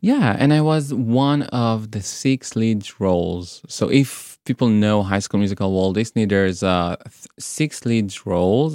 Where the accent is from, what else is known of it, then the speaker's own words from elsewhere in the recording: Israel; moved away as an adult; also born or lived in Tel Aviv; now in Brighton, United Kingdom; I was born in Israel.